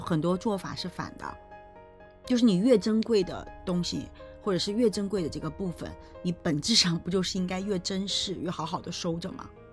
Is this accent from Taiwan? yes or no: no; China; 我们中国人自古以来有红白喜事